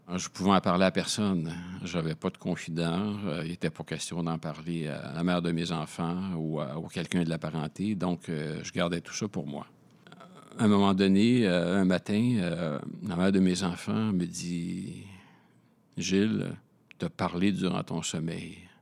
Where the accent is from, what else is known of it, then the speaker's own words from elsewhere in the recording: Montreal, Quebec, Canada; also born or lived in Laval, Quebec; Je suis montréalais de naissance. Euh, j'ai vécu 0 euh, à 6 ans dans le quartier Rosemont à Montréal.